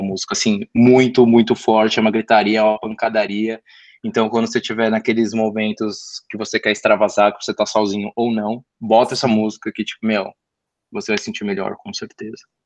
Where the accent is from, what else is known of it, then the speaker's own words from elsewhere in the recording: Brazil; sendo brasileiro